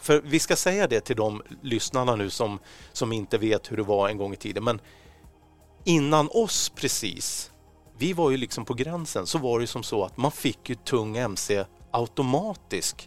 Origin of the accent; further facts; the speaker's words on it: Stockholm, Stockholm County, Sweden; för oss som är stockholmare